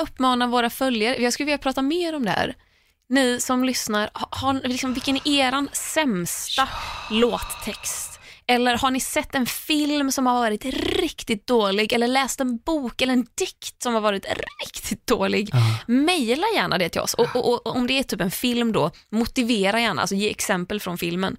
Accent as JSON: {"language": "Swedish", "town": "Tahult", "region": "Västra Götaland", "country": "Sweden", "tie": "born or raised there", "moved": "as an adult", "lives_now": "Stockholm, Sweden", "said": "där jag är uppvuxen, eller det enda stället jag har bott på innan jag bodde i Stockholm är ganska långt ifrån vatten. Så att just att åka och nattbada skulle aldrig hända i Tahult"}